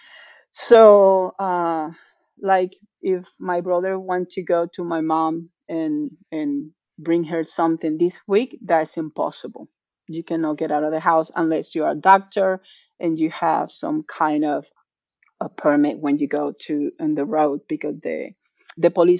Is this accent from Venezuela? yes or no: yes; Venezuela; moved away as an adult; now in Atlanta, United States; being Venezuelan and living the problems that Venezuela has